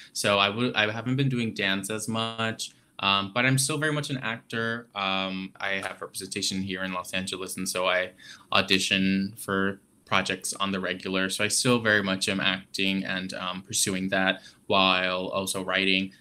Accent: Adana, Turkey; moved away; I grew up in Adana, which is on the southern end of Turkey, right on the Mediterranean Sea, very close to Cyprus.

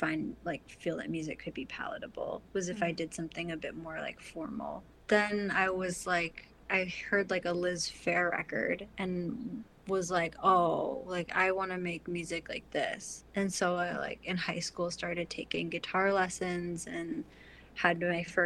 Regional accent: Troy, Michigan, United States; moved away as an adult; also born or lived in New York; I grew up in the Midwest

